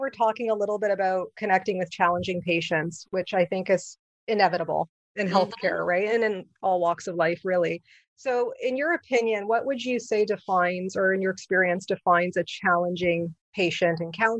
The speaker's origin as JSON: {"language": "English", "country": "Canada", "also_born_or_lived": "Ontario", "said": "Because I'm from Canada. So So we don't really have, it's a little different when it comes to that model, especially in Ontario, Canada here"}